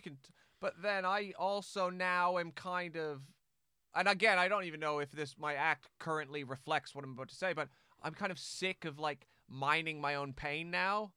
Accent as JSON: {"language": "English", "country": "Canada", "moved": "as an adult", "lives_now": "England", "said": "I only realize once I left Canada, yeah, I'm very Canadian"}